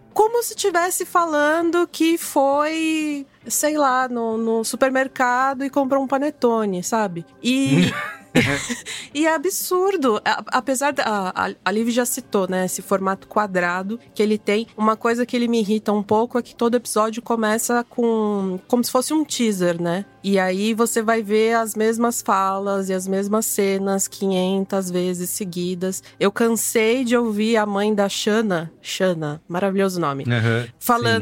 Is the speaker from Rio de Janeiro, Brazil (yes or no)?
no; São Paulo, Brazil; sou paulistana